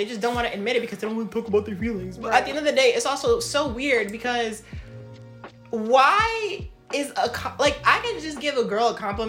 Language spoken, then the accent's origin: English; New York City, New York, United States; I grew up in the Bronx